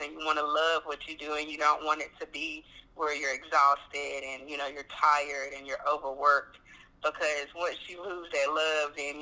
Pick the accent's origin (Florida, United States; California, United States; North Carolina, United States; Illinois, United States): North Carolina, United States; I'm from North Carolina, and I'm actually a farmer here